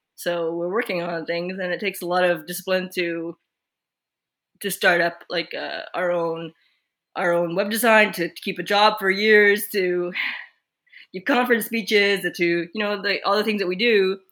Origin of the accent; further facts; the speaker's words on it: Quebec, Canada; now in British Columbia, Canada; we grew up in Quebec, but we are currently in British Columbia